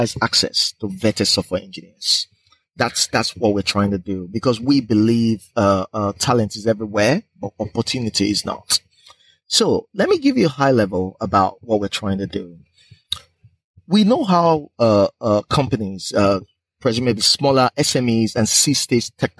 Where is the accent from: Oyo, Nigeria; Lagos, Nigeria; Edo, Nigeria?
Edo, Nigeria; moved away as an adult; also born or lived in United Kingdom / Aberdeen, Scotland; I'm originally from Nigeria